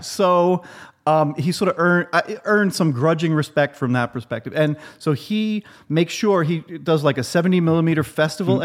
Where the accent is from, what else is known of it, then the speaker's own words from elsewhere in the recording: New York City, New York, United States; I'm from Queens